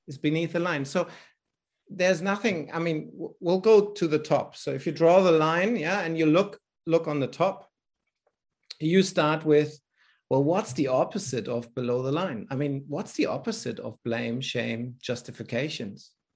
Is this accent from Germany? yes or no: yes; Berlin, Germany; accent: German; English is a second language; now in Australia; I'm born in Europe in Berlin. In fact, actually, I was born behind the Iron Curtain.